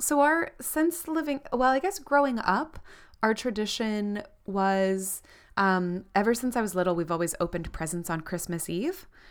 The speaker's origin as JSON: {"language": "English", "region": "Florida", "country": "United States", "tie": "born or raised there", "moved": "as an adult", "lives_now": "New Zealand", "said": "growing up in Florida, where it was obviously not snowing"}